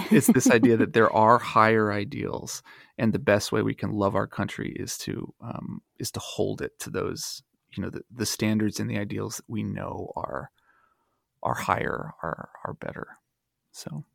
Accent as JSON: {"language": "English", "town": "Dayton", "region": "Ohio", "country": "United States", "tie": "born or raised there", "moved": "yes", "said": "I was born and raised in Dayton, Ohio, and I live there again"}